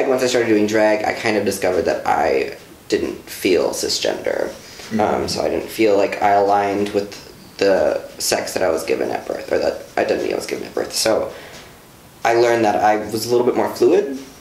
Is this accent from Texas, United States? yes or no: no; Janesville, Wisconsin, United States; also born or lived in Milwaukee, Wisconsin; now in Madison, United States; growing up in Janesville is definitely not easy. Janesville, Wisconsin